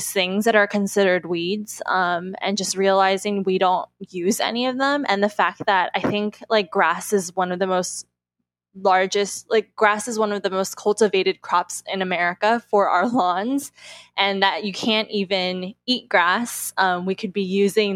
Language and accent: English; Los Angeles, California, United States; growing up in Los Angeles